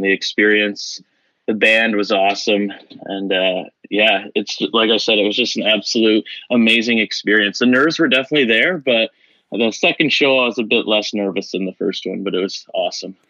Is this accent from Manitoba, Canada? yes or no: no; Dorchester, Ontario, Canada; my hometown, small town living in Dorchester